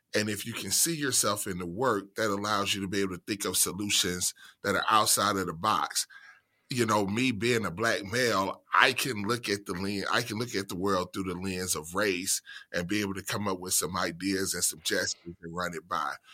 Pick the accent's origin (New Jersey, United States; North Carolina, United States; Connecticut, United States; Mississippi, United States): Mississippi, United States; central; moved away as an adult; I was born and raised in central Mississippi.